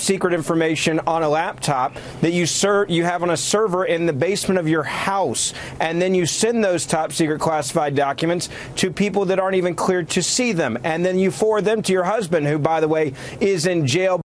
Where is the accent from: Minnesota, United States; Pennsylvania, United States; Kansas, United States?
Minnesota, United States; I'm from Minnesota